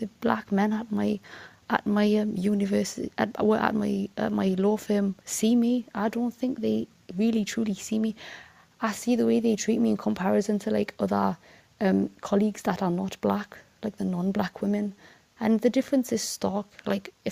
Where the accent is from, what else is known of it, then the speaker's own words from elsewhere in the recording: United Kingdom; also born or lived in Newcastle; a Fulani woman that's living in the UK, born and raised